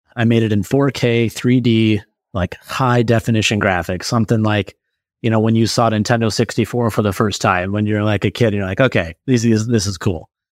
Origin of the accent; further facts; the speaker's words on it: Omaha, Nebraska, United States; I'm from Omaha, Nebraska